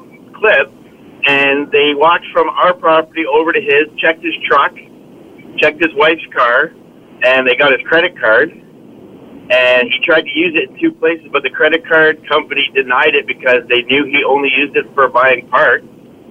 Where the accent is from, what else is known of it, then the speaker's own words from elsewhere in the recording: Toronto, Ontario, Canada; I grew up in Scarborough